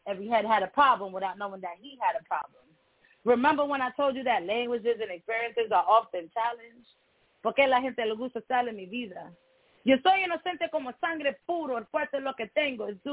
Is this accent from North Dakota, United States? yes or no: no; New York City, New York, United States; first language Spanish; English is a second language; now in Atlanta, United States; Growing up in Brownsville